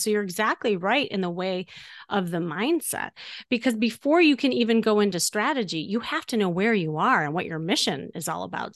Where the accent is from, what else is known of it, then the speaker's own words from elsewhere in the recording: Chicago, Illinois, United States; moved away as an adult; now in Los Angeles, United States; from Chicago